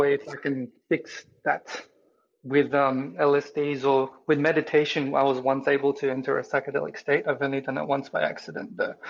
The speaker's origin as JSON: {"language": "English", "town": "Sydney", "region": "New South Wales", "country": "Australia", "said": "I'm from Sydney"}